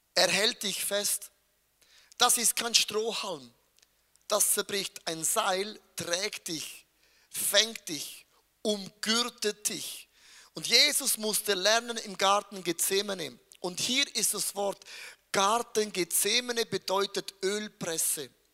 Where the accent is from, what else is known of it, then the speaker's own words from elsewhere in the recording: Switzerland; ich bin als ein Schweizer